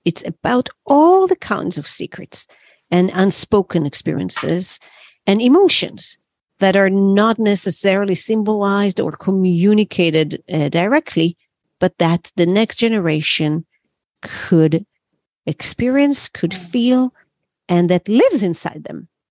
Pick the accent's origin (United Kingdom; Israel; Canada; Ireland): Israel; moved away as an adult; now in New York City, United States; that's where I was born